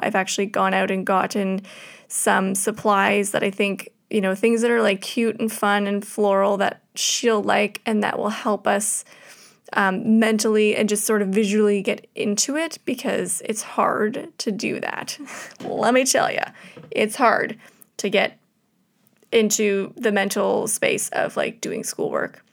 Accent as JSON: {"language": "English", "country": "Canada", "said": "being Canadian"}